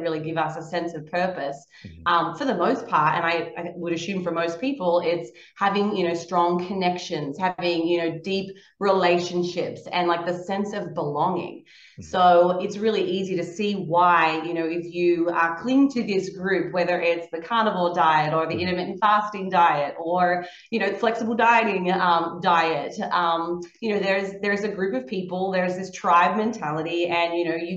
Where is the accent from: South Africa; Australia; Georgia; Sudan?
Australia; growing up in Australia, you don't really have a whole lot of opportunities